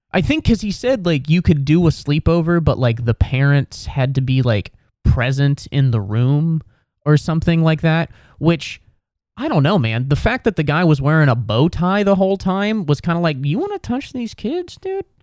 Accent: Midwest, United States; I admire that quality because I'm from the Midwest and I'm bothered by almost everything

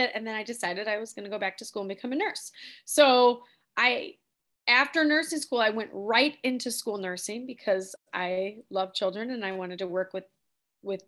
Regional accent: Oak Park, Illinois, United States; I actually grew up here in Oak Park.

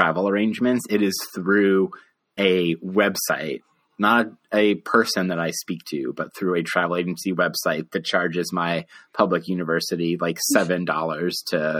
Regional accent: Denver, Colorado, United States; I grew up in new school suburban hellscapes in the suburbs of Denver, Colorado.

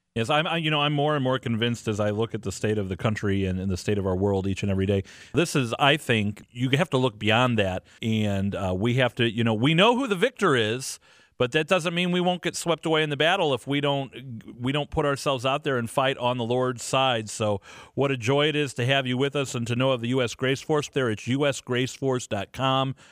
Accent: St. Louis, Missouri, United States; here in uh, my hometown of St. Louis

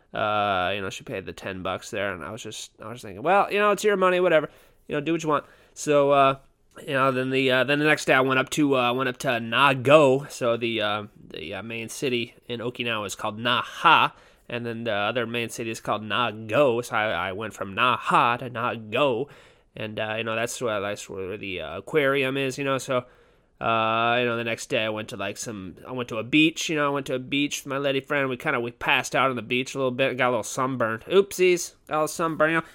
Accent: Southern California, United States; I'm from Southern California

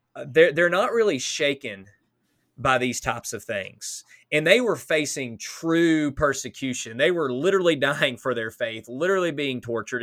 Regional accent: United States; as an American

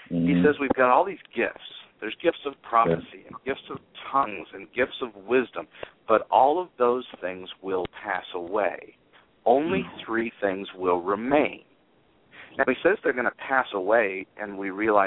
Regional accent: Salinas River, California, United States; I lived with the Salinas River in my backyard

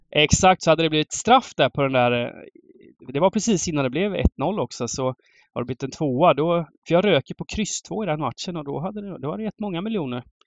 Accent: Småland, near Hjälmseryd/Höreda, Jönköping County, Sweden; moved away; Småland utanför där jag växte upp

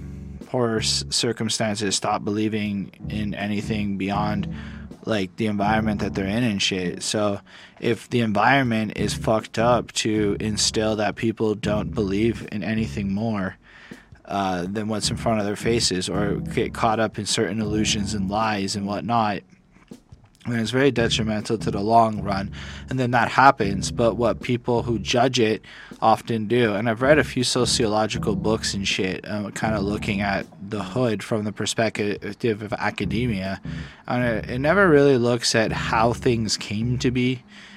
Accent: Canada; I come from poverty in a sense. So while I never grew up quite in American poverty circumstances, I came from Canadian welfare life.

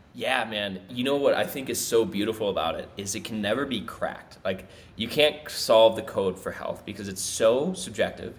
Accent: Minnesota, United States; now in South America; my family moved out of Minnesota

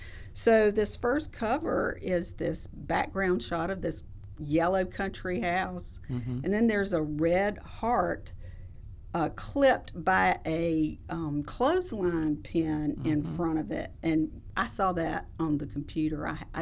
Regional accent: Lexington, South Carolina, United States; Yes, I'm from Lexington and grew up going to that library

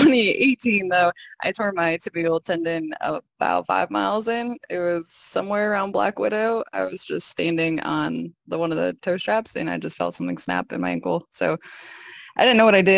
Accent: Oklahoma, United States; I'm from Oklahoma. It's pretty flat.

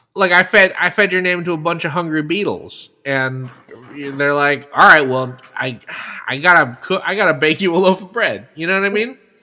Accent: Bay Area, California, United States; a specific fish market in my hometown that has been there since the 1950s

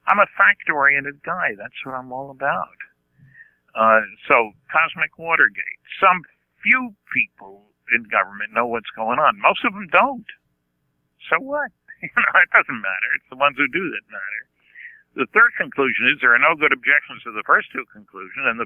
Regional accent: California, United States; You know, I'm a cheapskate from California.

